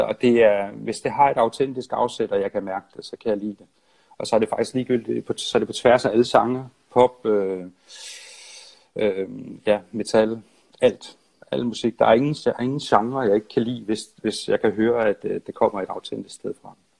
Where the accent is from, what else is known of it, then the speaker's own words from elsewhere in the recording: Nyborg, Southern Denmark, Denmark; moved away as an adult; also born or lived in Odense / Copenhagen; jeg er fra Nyborg og flyttede ja. til København